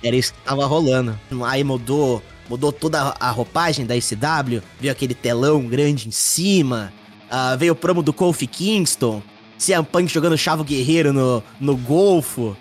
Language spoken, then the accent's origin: Portuguese; Mogi das Cruzes, São Paulo, Brazil; moved away as an adult; now in São Paulo, Brazil; eu nasci em Mogi das Cruzes, São Paulo grande São Paulo. Uh, mudei para São Paulo, capital, em 2014.